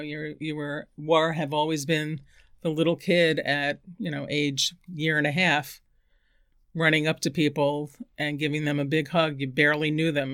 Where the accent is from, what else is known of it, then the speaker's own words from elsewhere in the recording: New York City, New York, United States; also born or lived in Bronx, New York / Queens, New York / San Francisco, California; I was born in the Bronx, and my family of six moved to Queens when I was eleven